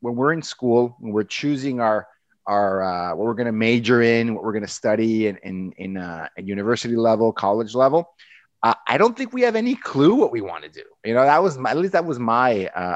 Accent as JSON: {"language": "English", "country": "Mexico", "tie": "born or raised there", "moved": "yes", "said": "I grew up in Mexico. That's where I'm from, on the border with the U.S."}